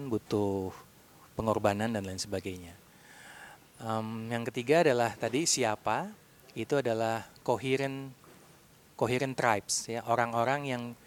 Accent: Bandung, West Java, Indonesia; saya dari Bandung.

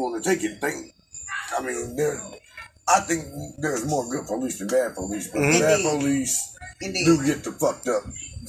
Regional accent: California, United States; I'm from Cali

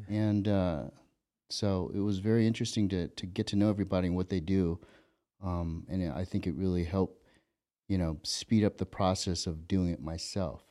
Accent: Ventura, California, United States; growing up in Ventura where I grew up.

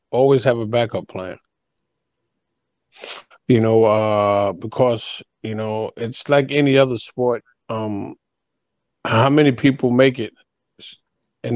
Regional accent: New York, United States; now in Florida, United States; I was born and raised in New York

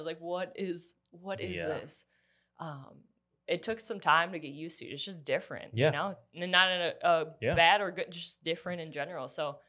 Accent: Wisconsin, United States; now in Columbia, United States; I grew up in Wisconsin, so I'm like a Midwest girl through and through.

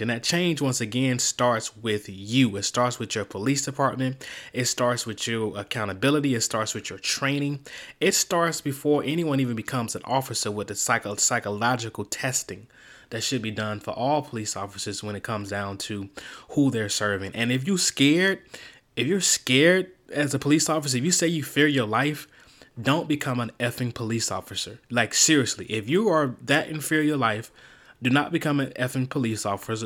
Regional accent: Miami, Florida, United States; the great city of Miami, my hometown

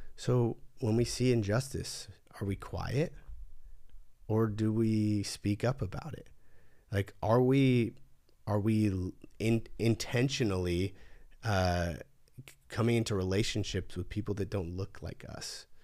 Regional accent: California, United States; growing up in California

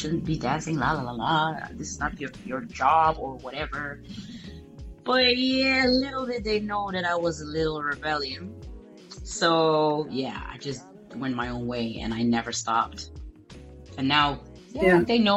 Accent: Angola; I'm from Angola

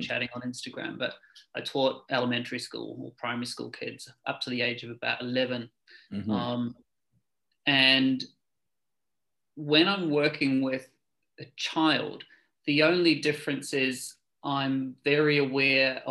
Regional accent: New Zealand; moved away as an adult; now in London, United Kingdom; I was born in New Zealand a long time ago, but I've been living in London for the last 18 years.

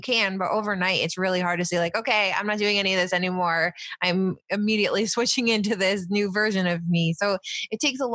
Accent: Finger Lakes, New York, United States; now in New Jersey, United States; I grew up in New York State in the Finger Lakes.

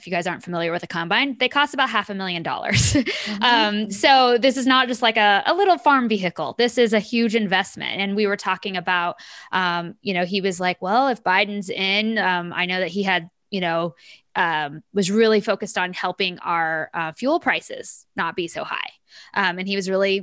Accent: Kansas, United States; I'm from Kansas. I still live in Kansas City, and I went home this weekend to visit family

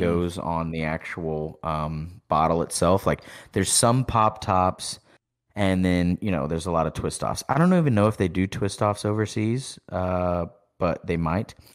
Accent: East Texas, United States; We're from East Texas

